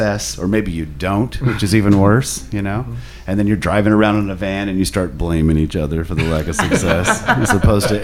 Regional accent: Indianapolis, Indiana, United States; I grew up in Indiana. I grew up on the east side of town. I went to school on the north side, and Indianapolis

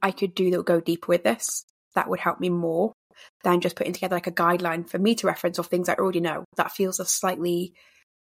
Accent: England, United Kingdom; I'm English

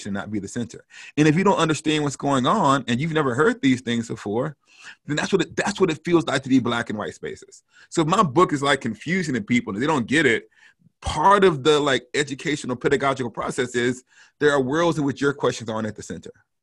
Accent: the South, United States; moved away; also born or lived in St Andrews, Scotland; I grew up in the South in an all Black context

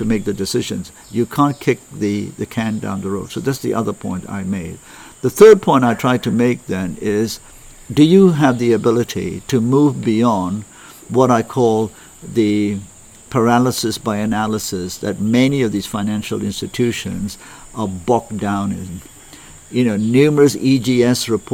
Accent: Malaysia; I come from Malaysia

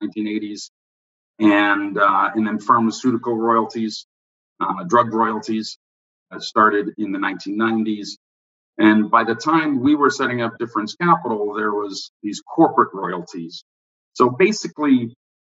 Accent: Vancouver, British Columbia, Canada; moved away as an adult; also born or lived in London; now in Toronto, Canada; I went to Western, but I'm from Vancouver

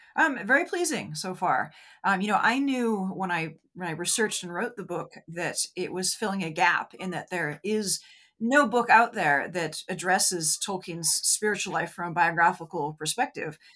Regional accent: United States; I'm an American

